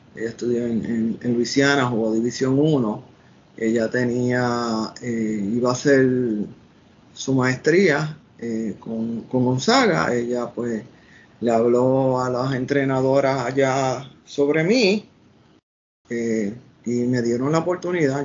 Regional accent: Puerto Rico; moved away as an adult; also born or lived in Washington, United States; yo salí de Puerto Rico

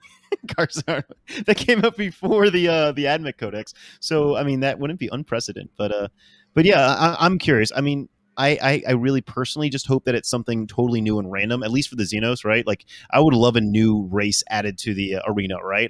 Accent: New Orleans, Louisiana, United States; I am living currently in New Orleans. I'm from New Orleans.

